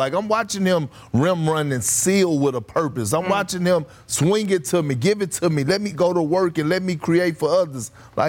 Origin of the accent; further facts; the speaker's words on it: Texas, United States; In my home state of Texas